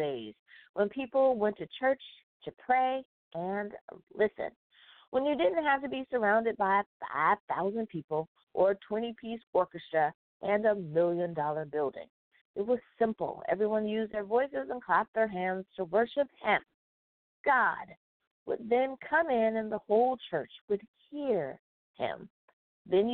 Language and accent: English; United States; My home country, and that is the United States of America